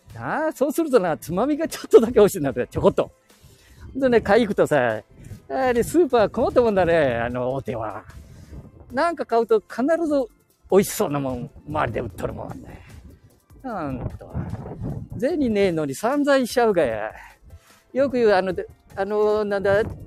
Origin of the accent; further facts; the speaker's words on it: Chita Peninsula, Aichi, Japan; 地元の名古屋の大学行っとろがや、この知多半島から